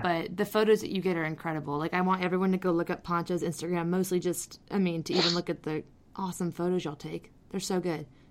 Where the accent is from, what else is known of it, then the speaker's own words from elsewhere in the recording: Phoenix, Arizona, United States; I grew up in Phoenix